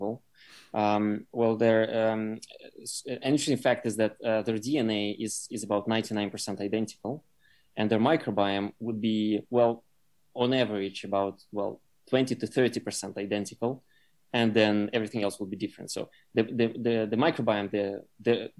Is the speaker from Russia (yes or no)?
yes; Russia; moved away; I grew up in Russia